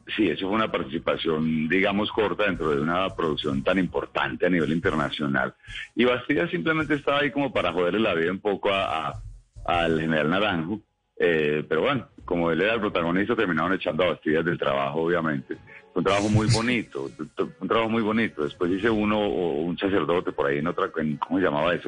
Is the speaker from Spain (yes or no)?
no; Colombia; sigue doliendo como colombiano